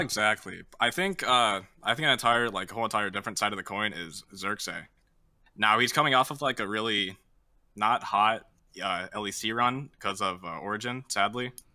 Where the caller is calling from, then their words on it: St. Louis, Missouri, United States; I'm calling from St. Louis